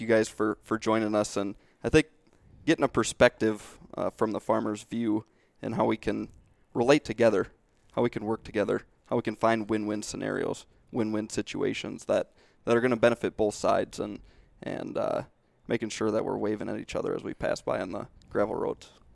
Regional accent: Southwest Minnesota, United States; growing up in Southwest Minnesota

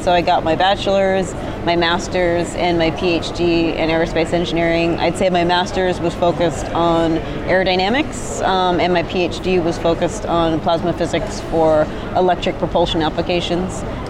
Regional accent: United Kingdom; which you'll like since you're British, and I'm actually British too

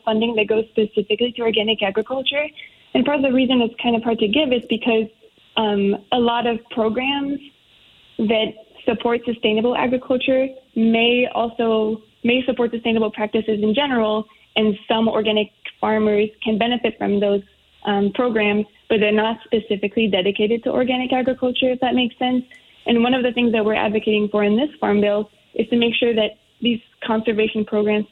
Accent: Iowa, United States; I'm from Iowa

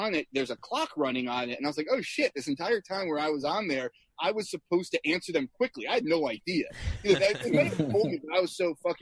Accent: New York City, New York, United States; I grew up in Brooklyn, not far from Citi

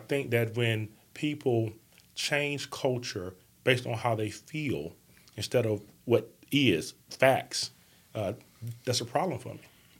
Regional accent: Bessemer, Alabama, United States; I grew up in Bessemer, Alabama.

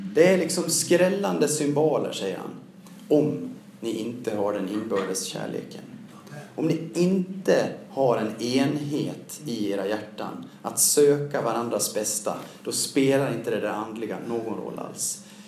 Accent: Siljansnäs, Dalarna County, Sweden; born or raised there; also born or lived in Mora; now in Stockholm, Sweden

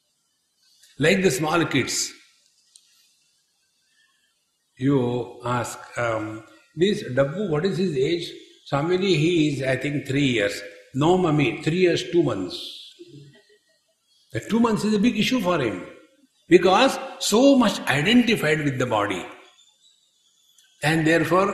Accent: India; we are Indians.

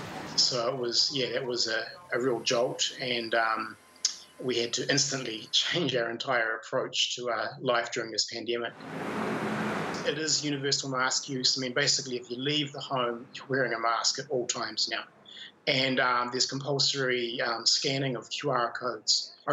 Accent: Wellington, New Zealand; now in Taichung, Taiwan; I am from Wellington, but currently live in Taichung City, Taiwan

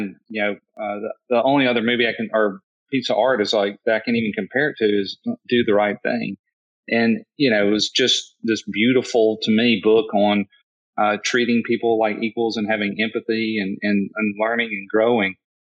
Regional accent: the South, United States; I grew up in the South, obviously from my accent.

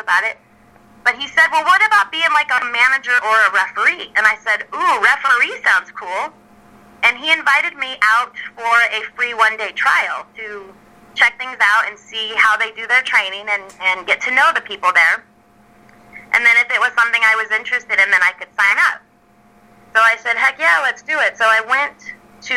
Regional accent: Chico, California, United States; born and raised in Chico

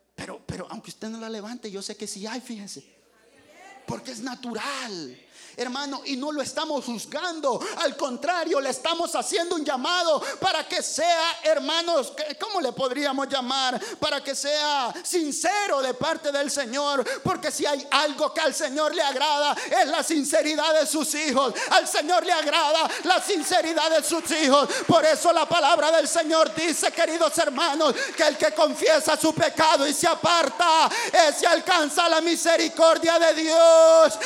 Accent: El Salvador; moved away; yo soy salvadoreño

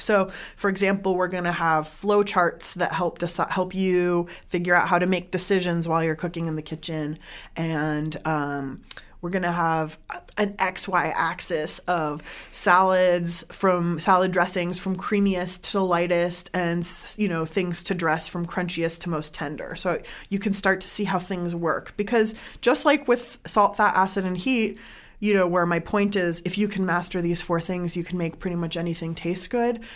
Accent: San Diego, California, United States; moved away as an adult; also born or lived in Iran (family) / Bay Area; I grew up in San Diego

